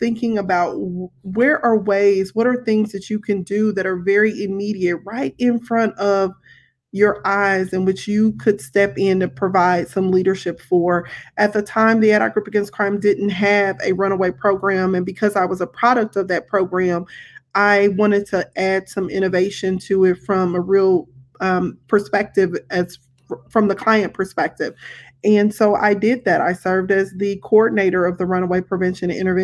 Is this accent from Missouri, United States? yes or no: yes; Kansas City, Missouri, United States; I grew up here in Kansas City